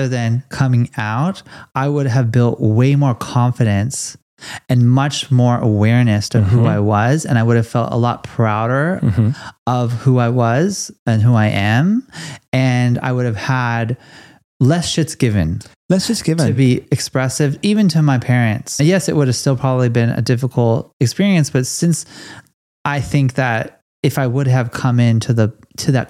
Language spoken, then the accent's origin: English; Los Angeles, California, United States; I'm from Los Angeles